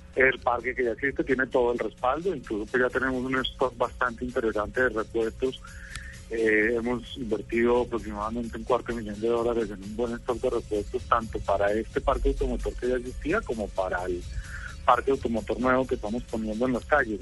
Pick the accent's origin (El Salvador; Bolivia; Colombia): Colombia; mi país